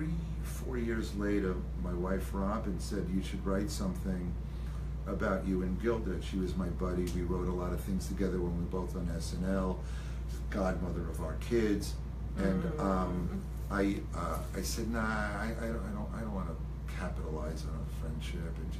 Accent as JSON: {"language": "English", "area": "Long Island", "region": "New York", "country": "United States", "tie": "born or raised there", "said": "I grew up on Long Island"}